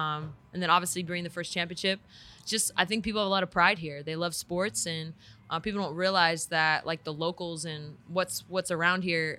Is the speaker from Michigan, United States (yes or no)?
no; California, United States; also born or lived in San Antonio, Texas; now in Las Vegas, United States; I'm from Cali